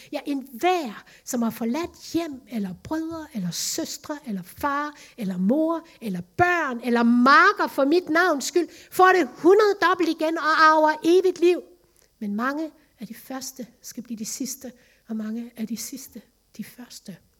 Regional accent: Vejle, Southern Denmark, Denmark; moved away as an adult; also born or lived in Lemvig; Vejle, min barndomsby, min familie

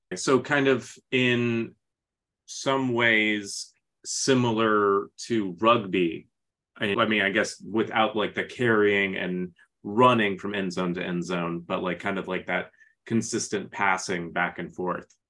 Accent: Phoenix, Arizona, United States; I'm from Phoenix

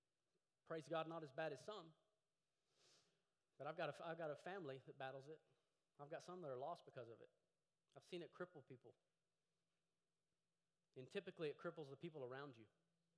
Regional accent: Llano, Texas, United States; I grew up in Llano, Texas.

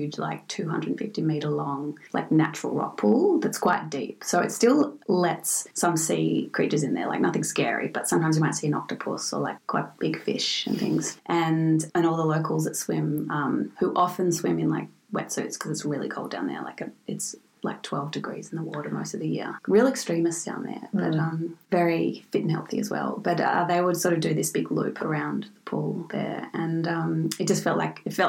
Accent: Victoria, Australia; my home state, Victoria.

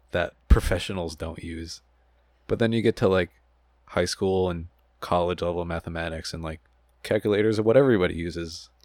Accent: Buffalo, New York, United States; moved away as an adult; now in Long Island, United States; I'm from Buffalo

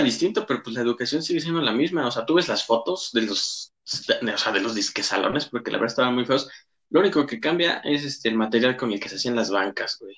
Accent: Mexico; nuestro país

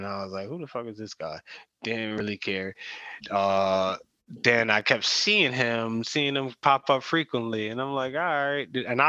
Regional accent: East Coast, United States; I'm here from the East Coast where sports radio started.

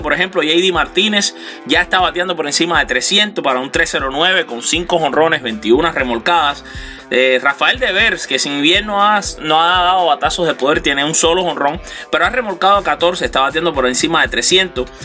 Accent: Cuba; Y yo también soy cubano

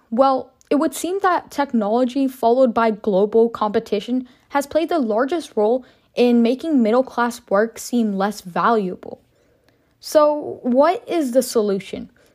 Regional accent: United States; As an American myself

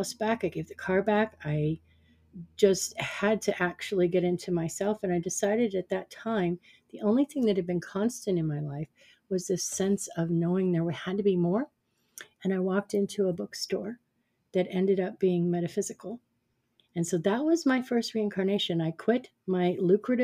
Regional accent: Phoenix, Arizona, United States; moved away as an adult; also born or lived in Prescott, Arizona; I had moved from my hometown of Phoenix, Arizona, up to Prescott, Arizona

